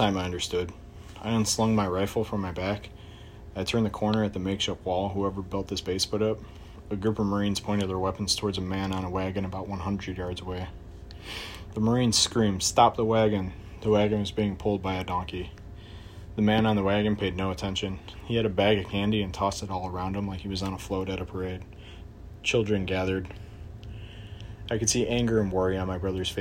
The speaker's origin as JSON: {"language": "English", "town": "Chicago", "region": "Illinois", "country": "United States", "said": "I'm from Chicago, Illinois"}